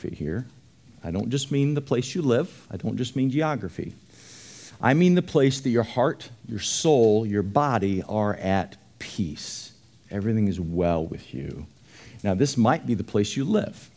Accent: Dallas, Texas, United States; I grew up in Dallas

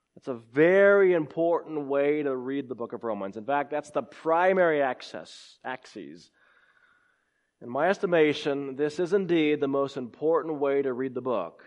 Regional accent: California, United States; now in Clemson, United States; I was born in California

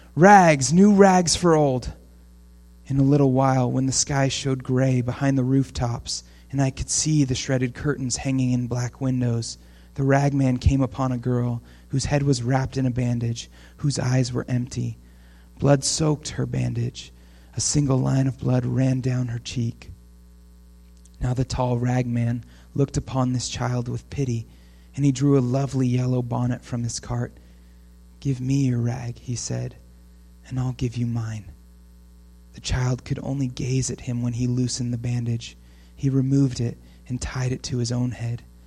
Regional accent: Portland, Oregon, United States; now in Camas, United States; I grew up in Portland

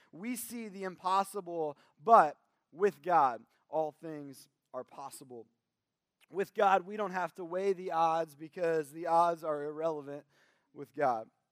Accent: Kentucky, United States; we're from Kentucky, at the very least, we watch the Kentucky Derby

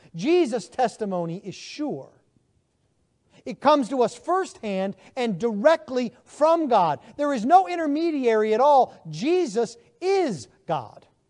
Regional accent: Buffalo, New York, United States; moved away as an adult; now in Texas, United States; I am from Buffalo, New York. I've lived now in Texas Not quite, but almost twenty years.

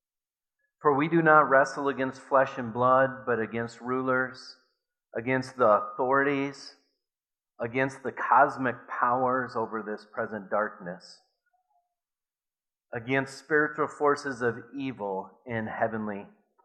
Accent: Watertown, South Dakota, United States; growing up in Watertown, South Dakota, I went to Grant Elementary School

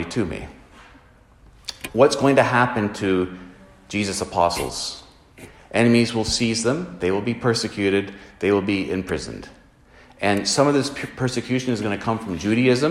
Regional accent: Canada; as Christians living in 2023, as Canadian Christians

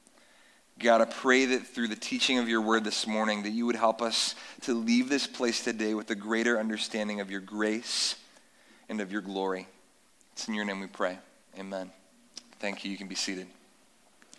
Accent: North Carolina, United States; moved away; I grew up in North Carolina on warm summer nights that we don't see many of here

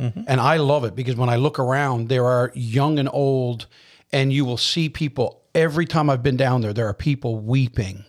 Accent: Newfoundland and Labrador, Canada; also born or lived in Prince Edward Island; I'm from Newfoundland

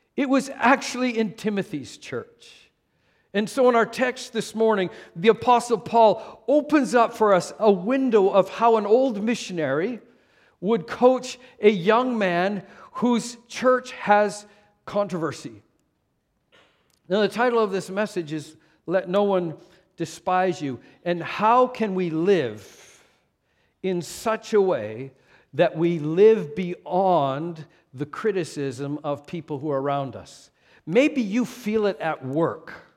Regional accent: Canada; moved away; also born or lived in California / Moose Jaw, Saskatchewan; even though I was born in Canada, I was born and raised in a city

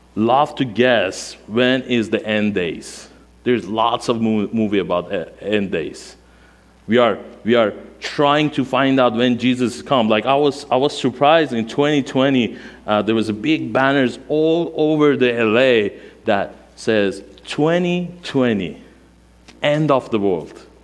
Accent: Iran; first language Armenian; English is a second language; moved away as an adult; now in United States; my mother language is Armenian. Um, i born and raised in Iran, um, 1979, 42 years old.

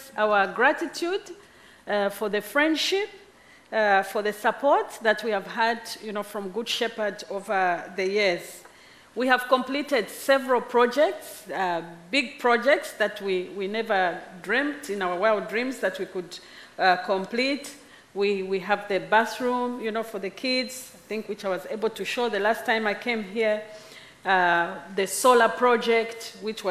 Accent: Zambia

